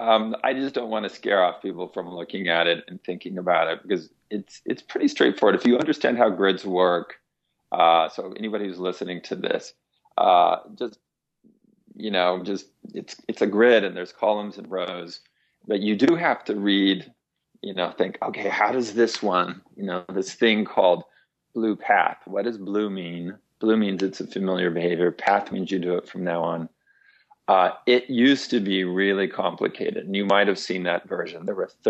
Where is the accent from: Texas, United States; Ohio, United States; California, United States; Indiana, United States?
California, United States; Fresno; I was growing up in Fresno, California